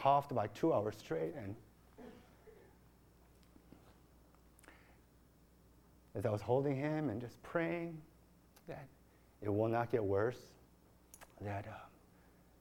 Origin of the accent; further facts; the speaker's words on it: Chicago, Illinois, United States; moved away; growing up in Chicago